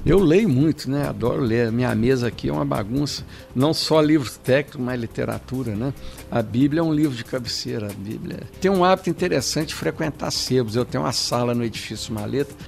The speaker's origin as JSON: {"language": "Portuguese", "town": "São João del Rei", "region": "Minas Gerais", "country": "Brazil", "tie": "born or raised there", "also_born_or_lived": "Barbacena", "lives_now": "Belo Horizonte, Brazil", "said": "São João del Rei, minha terra natal"}